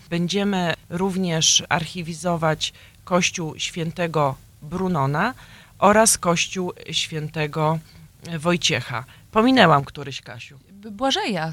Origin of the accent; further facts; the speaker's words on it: Lublin, Lublin Voivodeship, Poland; now in Chicago, United States; z mojego drugiego Lublina, z którym się urodziłam, pochodzę